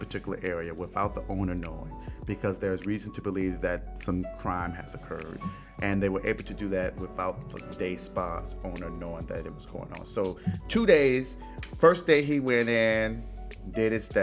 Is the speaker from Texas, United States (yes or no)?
no; Detroit, Michigan, United States; my hometown of Detroit, Michigan